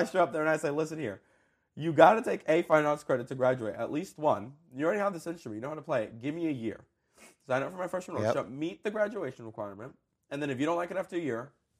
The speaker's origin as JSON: {"language": "English", "region": "New Jersey", "country": "United States", "tie": "born or raised there", "also_born_or_lived": "Colombia", "said": "I was actually born in South America. I was born in Colombia. Cool. And when I was two, I immigrated to the U.S. I moved to Jersey."}